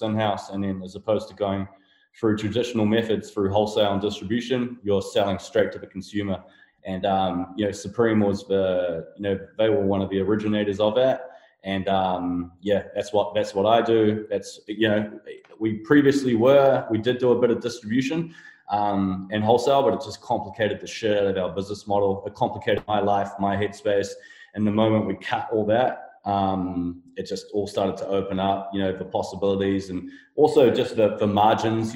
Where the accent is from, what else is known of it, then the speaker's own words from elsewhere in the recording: New Zealand; I'm a first generation New Zealander. My parents are Croatian immigrants. I'm one of six children. I grew up in the vineyard